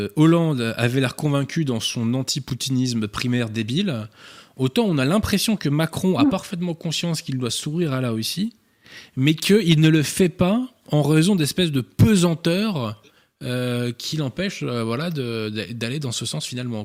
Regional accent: France; en qualité de Français

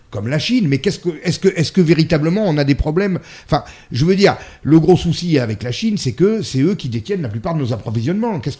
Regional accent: Italy; Moi, je suis une, femme, je suis une mère, je suis une italienne et je suis chrétienne.

